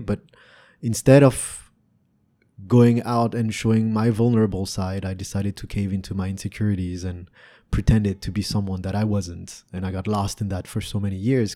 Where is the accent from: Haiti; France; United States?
France; also born or lived in Canada; now in Vietnam; Growing up in Europe